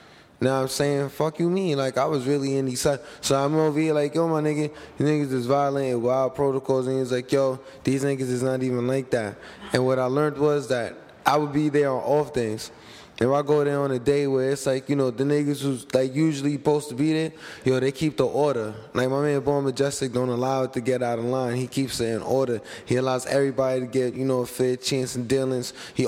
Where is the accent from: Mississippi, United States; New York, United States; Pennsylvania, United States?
New York, United States; New York City; I come from them real Cyphers, South Bronx Cyphers